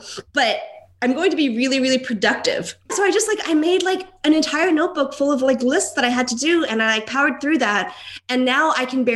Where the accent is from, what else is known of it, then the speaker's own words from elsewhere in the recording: Hawaii, United States; also born or lived in New York / Bryn Mawr; now in Philadelphia, United States; because I'm from Hawaii